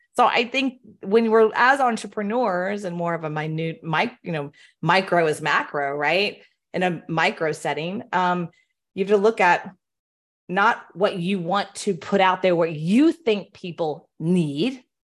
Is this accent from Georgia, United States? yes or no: no; Houston, Texas, United States; moved away; I'm born and raised in Houston